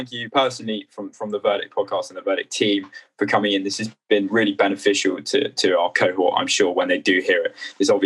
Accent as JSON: {"language": "English", "country": "Australia", "said": "in Australia, we have the tendency to talk really fast"}